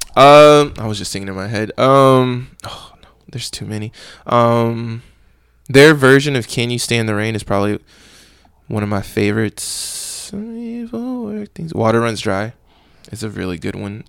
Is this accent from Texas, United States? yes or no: yes; Katy, Texas, United States; I grew up in Katy